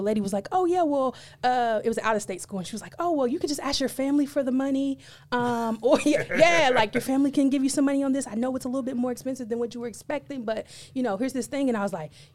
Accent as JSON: {"language": "English", "town": "Owensboro", "region": "Kentucky", "country": "United States", "tie": "born or raised there", "said": "school in my hometown, Owensboro, Kentucky"}